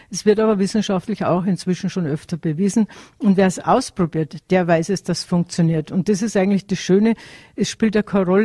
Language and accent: German; Tyrol, Austria; weil ich bin mit dem Wissen aufgewachsen in Tirol